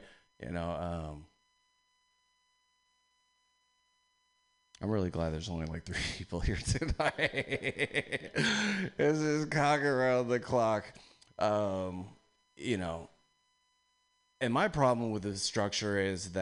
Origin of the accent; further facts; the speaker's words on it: East Bay, California, United States; I'm from the East Bay